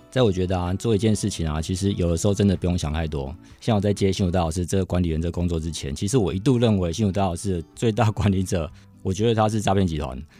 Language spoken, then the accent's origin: Chinese; Hsinchu, Hsinchu City, Taiwan; 大城街它其实就是我们新竹人陪着我们一起长大的一条街